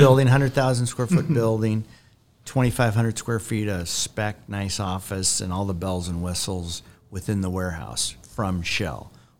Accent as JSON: {"language": "English", "region": "California", "country": "United States", "moved": "yes", "lives_now": "Phoenix, United States", "said": "I'm a Californian. In heart."}